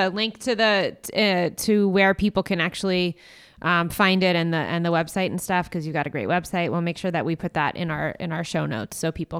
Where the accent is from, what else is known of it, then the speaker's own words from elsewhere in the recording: Long Branch, New Jersey, United States; moved away as an adult; also born or lived in New York City; now in Los Angeles, United States; I'm a Monmouth County girl. Jersey Shore.